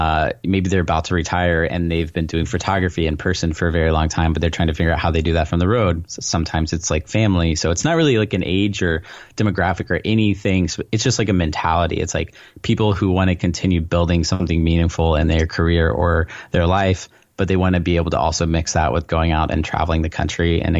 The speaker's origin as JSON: {"language": "English", "region": "Texas", "country": "United States", "said": "From Southeast Texas, a small town there."}